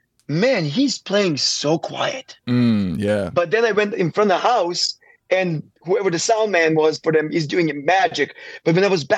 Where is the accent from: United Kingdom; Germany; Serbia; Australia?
Serbia; Kraljevo; moved away as an adult; also born or lived in St. Paul, United States; now in Nashville, United States; me growing up in Serbia